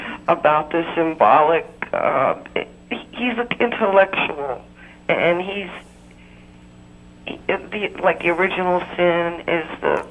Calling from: Florida, United States

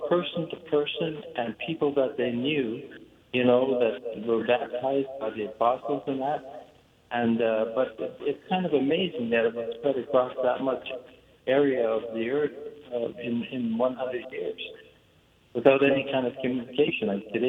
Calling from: Winnipeg, Manitoba, Canada; I'm calling from Winnipeg, Manitoba, Canada.

